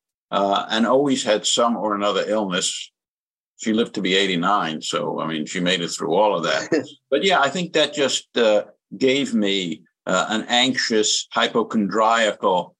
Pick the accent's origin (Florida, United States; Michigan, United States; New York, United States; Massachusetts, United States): New York, United States; New York City; moved away as an adult; now in North Carolina, United States; First, I was from the South Bronx